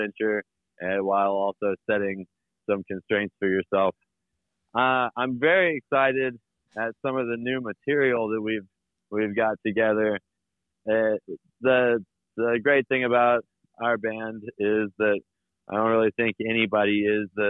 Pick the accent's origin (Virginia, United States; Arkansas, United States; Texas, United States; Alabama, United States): Arkansas, United States; Little Rock; moved away as an adult; now in Fayetteville, United States; I'm from Little Rock originally